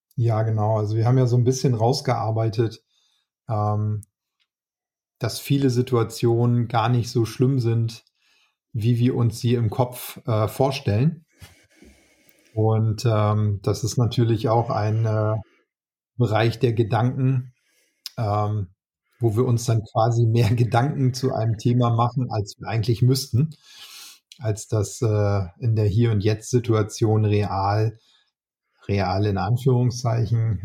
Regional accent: Northern Germany, Germany; als Norddeutscher

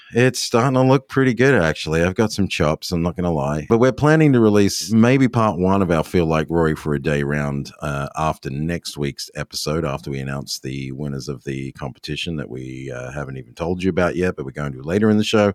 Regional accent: Australia; moved away; me being Australian

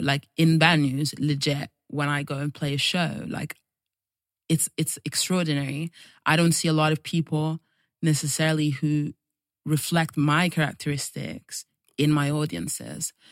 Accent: Italy; moved away; also born or lived in Nigeria; I was born in Nigeria, even though I don't have, like, very strong ties because I grew up in Italy

